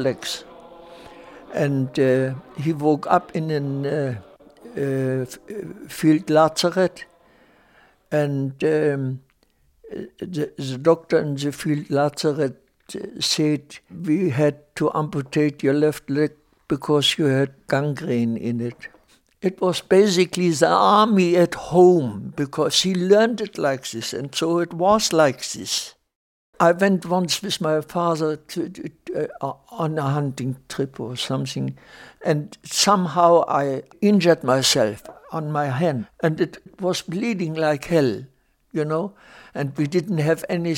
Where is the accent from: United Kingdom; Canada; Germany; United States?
Germany; Silesia; moved away; I was born in Germany, in Silesia, in a small town of a population of about 20,000 inhabitants